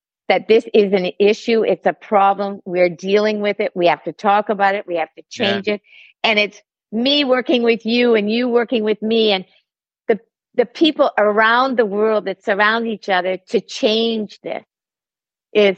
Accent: Canada; I'm Canadian

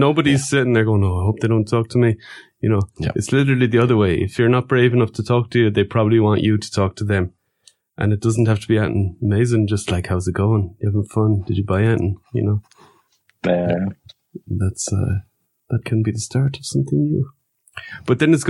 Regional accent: Ireland; moved away as an adult; now in Luxembourg; I'm from Ireland

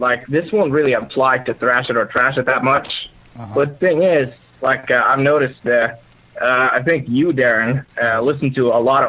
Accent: Norway; I'm from Norway.

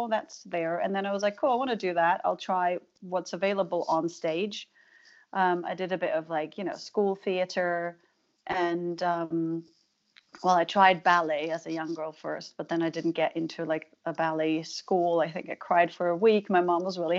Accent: Germany; moved away; I was from Germany

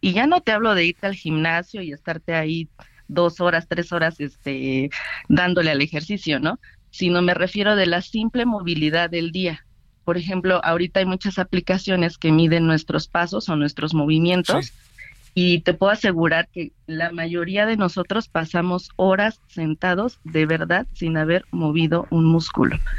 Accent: Mexico; nosotros como mexicanos

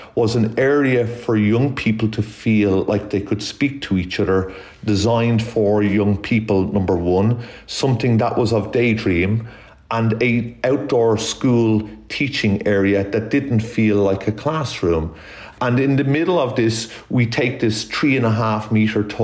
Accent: Ireland; I'm Irish, obviously, by DNA, and one of eight children

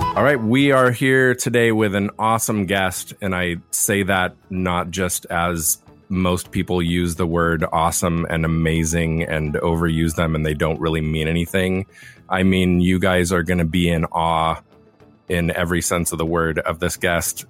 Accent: Laguna, California, United States; Where I was born and raised down in Laguna

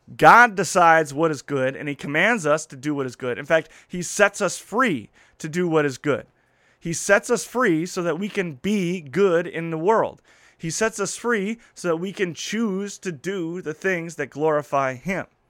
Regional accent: Midwest, United States; as a Midwesterner, as someone from the community I grow up grew up

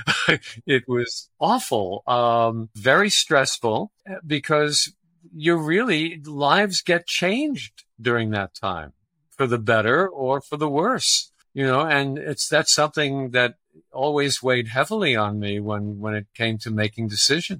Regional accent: New York City, New York, United States; now in Los Angeles, United States; I was born and raised in Brooklyn, New York.

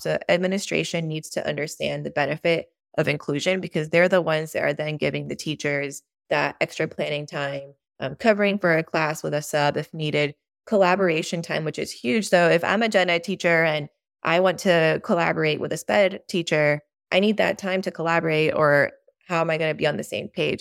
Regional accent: Mexico; now in Austin, United States; I grew up in Mexico, which is probably, like, ten years behind us

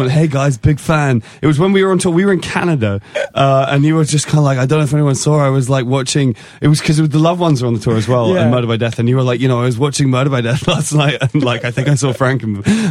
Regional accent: England, United Kingdom; I'm English

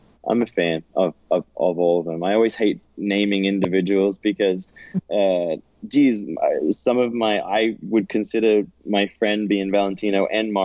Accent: Australia; also born or lived in California; now in United States; as a kid growing up in Aussie, I always felt like I was always around the beach

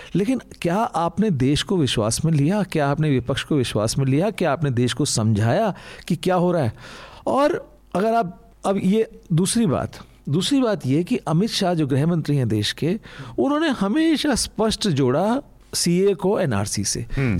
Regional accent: Uttarakhand, India; मैं उत्तराखंड का रहने वाला हूँ

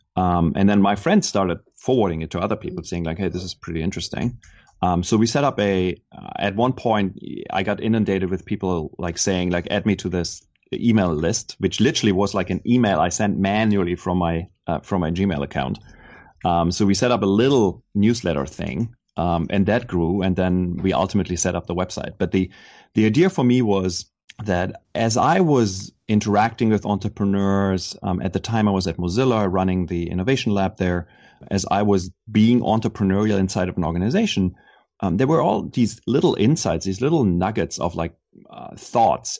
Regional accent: Germany; moved away as an adult; now in Silicon Valley, United States; growing up in Germany, I always felt a little bit like an outsider there.

